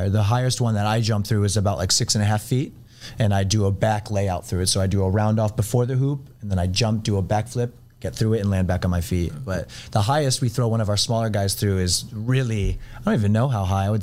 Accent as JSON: {"language": "English", "town": "Grayslake", "region": "Illinois", "country": "United States", "tie": "born or raised there", "said": "I grew up in Grayslake, mm-hmm. northern suburbs"}